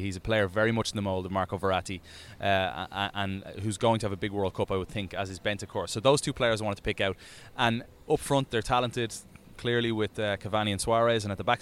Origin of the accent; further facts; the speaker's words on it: Dublin, Leinster, Ireland; moved away; when I grew up over in Dublin.